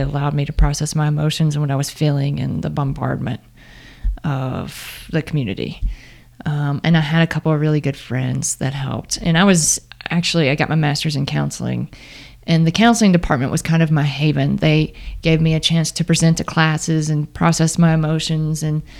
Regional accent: Starkville, Mississippi, United States; My hometown.

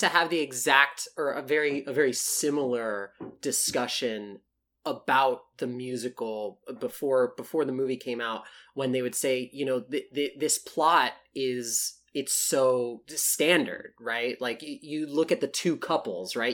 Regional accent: South Texas, United States; a, Latino theater kid growing up in South Texas

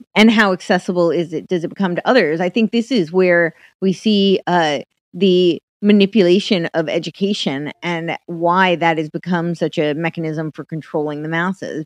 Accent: United States; moved away as an adult; also born or lived in Manhattan / Los Angeles; I grew up right outside New York City

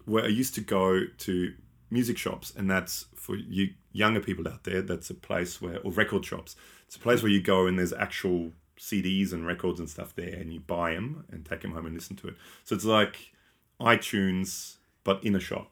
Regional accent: Australia; we're from Australia

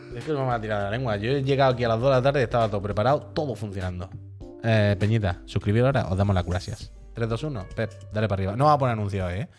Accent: Cádiz, Andalusia, Spain; soy de Cádiz

